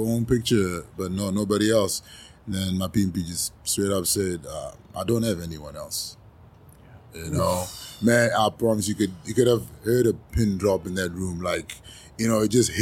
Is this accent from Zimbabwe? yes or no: yes; Zimbabwe; moved away; also born or lived in South Africa; I was born in Zimbabwe